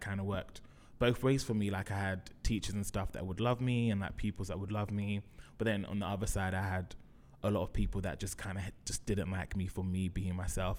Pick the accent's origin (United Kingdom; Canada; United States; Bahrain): United Kingdom; London; Grew up in Brixton, went to school in Brixton